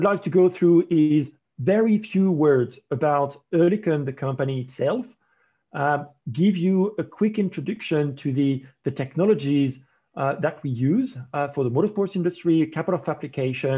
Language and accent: English; France; accent: French; English is a second language; as you may recognize by my accent, I'm actually French.